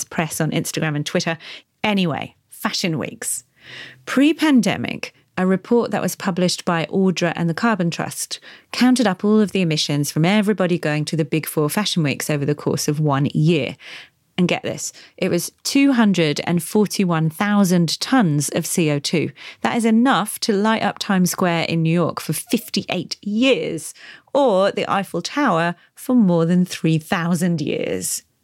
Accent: Kenya; now in London, United Kingdom; I'm a Kenyan designer and I'm currently based in London.

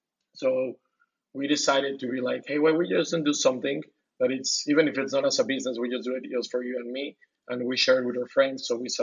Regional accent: Guadalajara, Jalisco, Mexico; also from Guadalajara.

